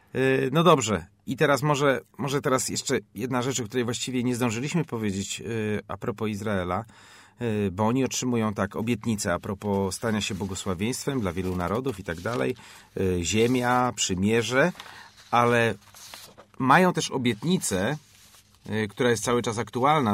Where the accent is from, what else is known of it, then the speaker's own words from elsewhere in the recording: Poland; skąd jesteś, ja mówię Poland